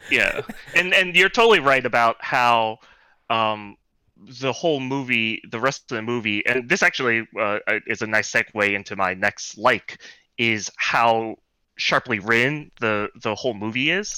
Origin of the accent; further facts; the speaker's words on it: New York City, New York, United States; born and raised in Brooklyn